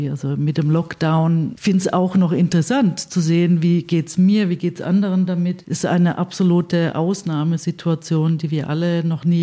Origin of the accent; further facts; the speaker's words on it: Stuttgart, Baden-Württemberg, Germany; Ich bin in Stuttgart aufgewachsen bzw. geboren.